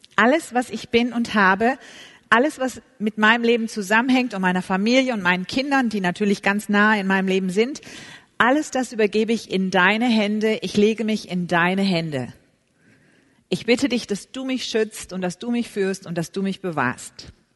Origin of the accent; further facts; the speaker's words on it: Germany; wie wir deutschen Frauen so sind